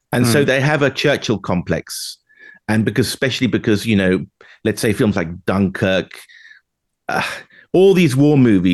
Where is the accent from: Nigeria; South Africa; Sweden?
Sweden; moved away; when I grew up in Palme, Sweden, it was very much like socialist, communist world